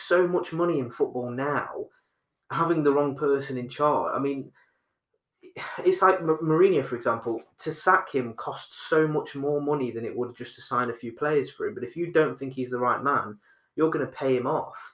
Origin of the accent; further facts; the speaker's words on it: Nottingham, East Midlands, United Kingdom; we're from Nottingham and we know a lot of people from Nottingham